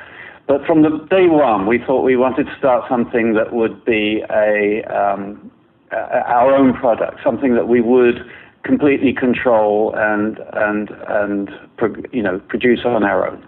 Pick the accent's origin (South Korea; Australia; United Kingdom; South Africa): United Kingdom; England; moved away as an adult; also born or lived in Toronto; Well, I started my career in England. I'm English, and worked on several major magazines there before coming to Toronto